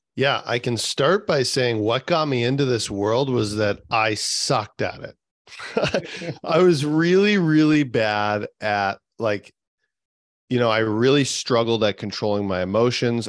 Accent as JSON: {"language": "English", "area": "the center of Canada", "region": "central Canada", "country": "Canada", "said": "I'm from the center of Canada. Um, it's minus 30 here today."}